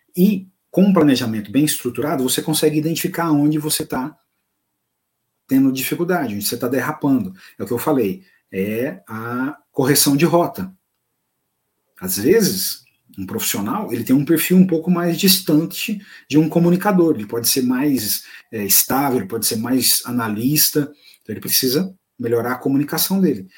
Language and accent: Portuguese; Goiás, Brazil; accent: goianês; Que em bom goianês, porque eu sou goiano